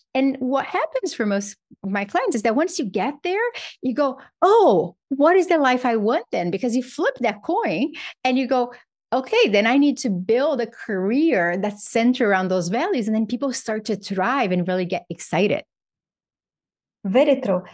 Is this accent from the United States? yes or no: no; Brazil; moved away; I grew up in Brazil.